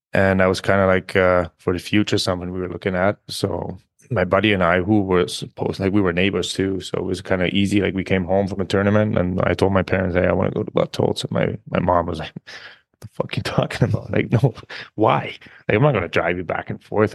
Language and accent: English; small village near Munich, Bavaria, Germany; English is a second language; moved away as an adult; also born or lived in North America; I was born in Munich, obviously, but, uh, I'm from a very, very small village, like, where there's, like, fifteen hundred people, maybe. And just growing up there